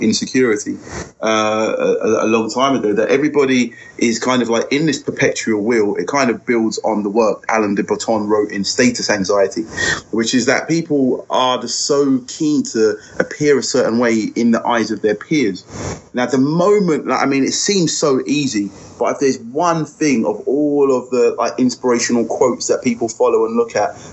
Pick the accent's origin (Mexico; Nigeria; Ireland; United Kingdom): United Kingdom; I would say that I'm British, African, Caribbean, because that it involves every part of my journey. I am very British.